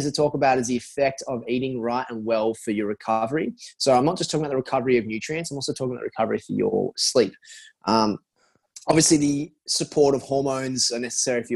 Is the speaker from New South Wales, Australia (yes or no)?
yes; Sydney, New South Wales, Australia; moved away as an adult; now in New York, United States; I'm from Mona Vale, Bulgola